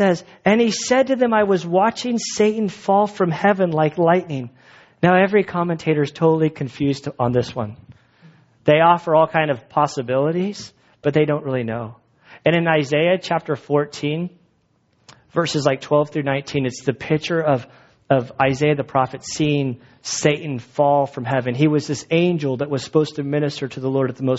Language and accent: English; United States; We're American Christians.